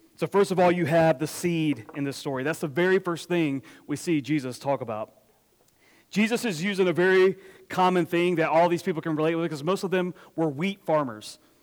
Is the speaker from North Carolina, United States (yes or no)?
yes; Apex, North Carolina, United States; I grew up in Apex, which is where Julian I uh, grew up